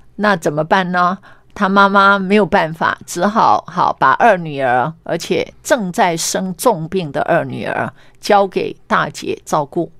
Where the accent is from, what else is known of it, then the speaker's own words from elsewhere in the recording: Meishan, Chiayi County, Taiwan; 他在我们故乡，他有一个衣冠冢。